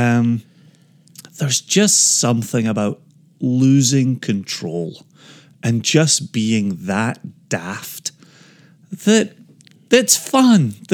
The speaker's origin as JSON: {"language": "English", "region": "Scotland", "country": "United Kingdom", "tie": "born or raised there", "said": "growing up in Scotland"}